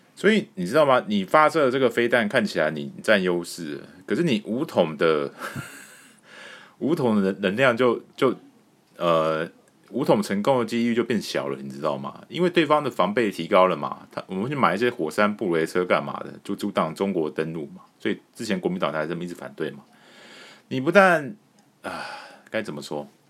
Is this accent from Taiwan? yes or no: yes; Taiwan; 我们台湾人